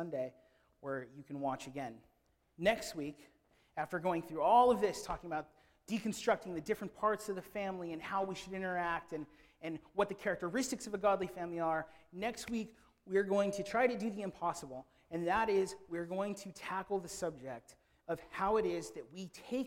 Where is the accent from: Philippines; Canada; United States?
Philippines; I am a Filipino